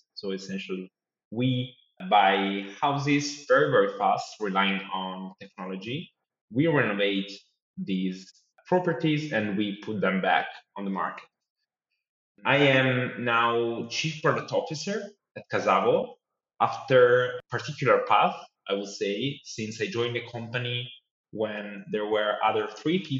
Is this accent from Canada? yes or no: no; Tuscany, Italy; moved away as an adult; also born or lived in London; now in Milan, Italy; from Tuscany, where is my hometown